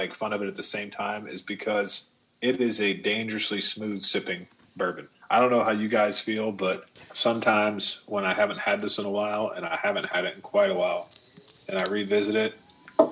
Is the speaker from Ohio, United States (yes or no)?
yes; Ohio, United States; now in Kentucky, United States; I'm an Ohio boy, born and raised